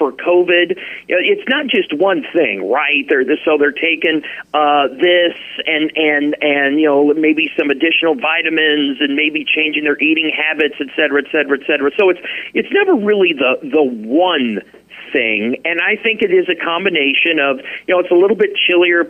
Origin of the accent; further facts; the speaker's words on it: Midwest, United States; now in Alaska, United States; I grew up in the Midwest